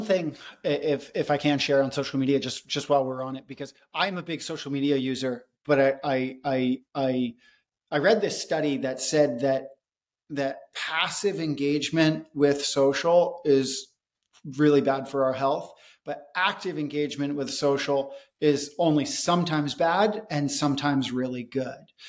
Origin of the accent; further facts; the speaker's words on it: United States; also born or lived in India; growing up in America